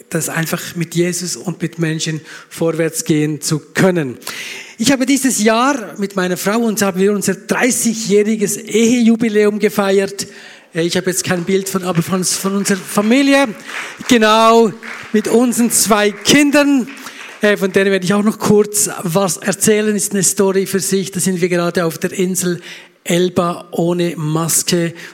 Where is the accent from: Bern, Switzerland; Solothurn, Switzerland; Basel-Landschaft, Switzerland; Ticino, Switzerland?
Bern, Switzerland; now in Graubünden, Switzerland; Ich bin kein Österreicher, sondern ich komme aus der schönen Schweiz. Ich bin Berner und seit danke. Ja, ich klatsche auch für Österreich natürlich. Äh, ich komme ursprünglich aus Bern, bin aber seit über 20 Jahren jetzt im Graubünden, im Bündnerland.